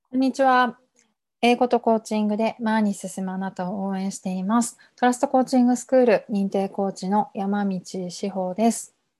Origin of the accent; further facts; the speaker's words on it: Iwaki, Fukushima, Japan; now in Kawagoe, Japan; 私出身は福島県いわき市ですので